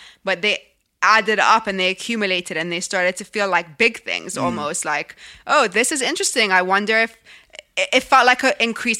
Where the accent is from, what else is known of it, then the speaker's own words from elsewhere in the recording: Egypt; now in London, United Kingdom; I didn't think this is because I'm from Egypt and this is because I live in London.